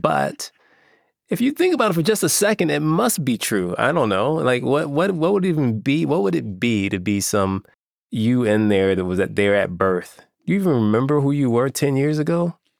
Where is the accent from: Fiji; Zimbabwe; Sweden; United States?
United States; Chicago, Illinois; I grew up in Chicago